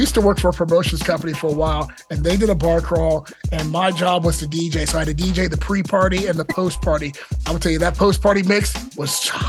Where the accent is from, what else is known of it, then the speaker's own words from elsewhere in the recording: Montgomery County, Maryland, United States; I grew up in Mo County, but I frequented Baltimore, and I am also a Towson grad.